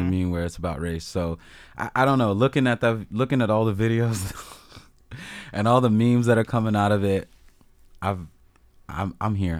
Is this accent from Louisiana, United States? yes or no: no; Annapolis, Maryland, United States; moved away; I grew up around the Annapolis area